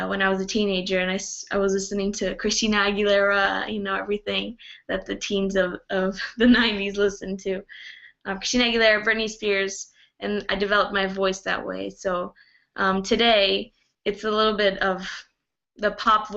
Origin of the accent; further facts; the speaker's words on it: Brazil; also born or lived in Canada; I was born in Canada and I grew up in Brazil